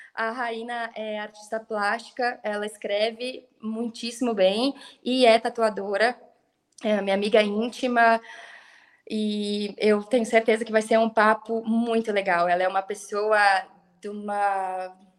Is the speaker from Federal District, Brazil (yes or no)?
yes; Brasília, Federal District, Brazil; moved away as an adult; also born or lived in Paraná / Gramado / Três Coroas / New Zealand; now in Brasília, Brazil; eu cresci em Brasília